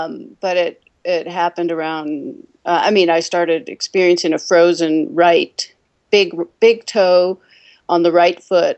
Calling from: New Mexico, United States; Hi, I'm calling from New Mexico.

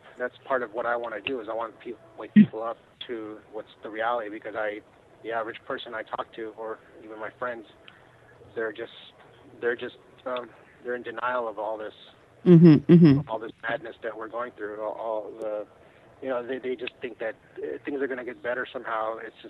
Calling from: California, United States; I'm calling from California.

